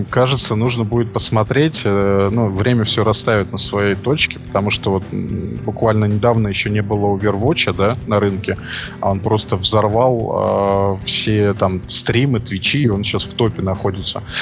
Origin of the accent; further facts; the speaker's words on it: Belarus; с нами играли два француза, я, белорус, это как в анекдоте уже пошло